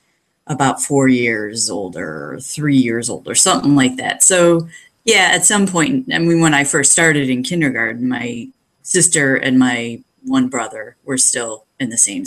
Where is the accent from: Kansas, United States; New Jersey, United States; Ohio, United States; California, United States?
Ohio, United States; Brunswick; also born or lived in Medina, Ohio; I was born in Medina Hospital, grew up in Brunswick.